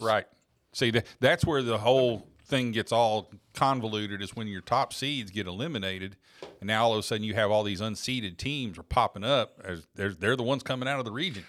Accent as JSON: {"language": "English", "region": "Oklahoma", "country": "United States", "tie": "born or raised there", "said": "Growing up in Oklahoma, we were big Oklahoma State and OU fans"}